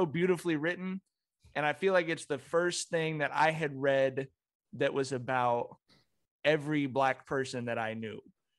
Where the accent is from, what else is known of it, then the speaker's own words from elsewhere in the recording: West Coast, United States; I grew up on the West Coast in a city with Black people.